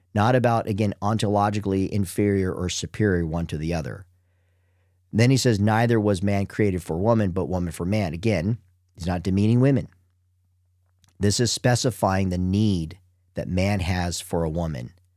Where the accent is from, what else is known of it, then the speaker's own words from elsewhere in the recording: United States; I'm from the United States.